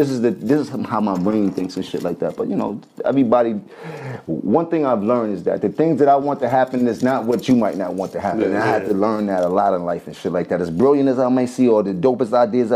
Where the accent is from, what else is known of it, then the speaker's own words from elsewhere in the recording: New York City, New York, United States; I'm from Harlem